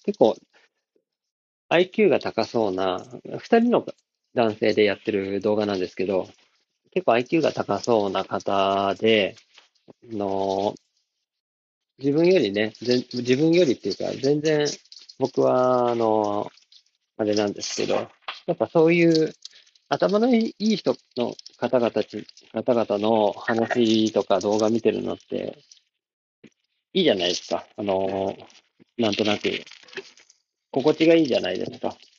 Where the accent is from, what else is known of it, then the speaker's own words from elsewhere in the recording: Takasaki, Gunma, Japan; 高崎は、あの、商業都市の、ファッション系の、アパレル系のお店も多い感じの、割と前橋よりも賑わってる感じの街で、僕もそこ出身なんですけど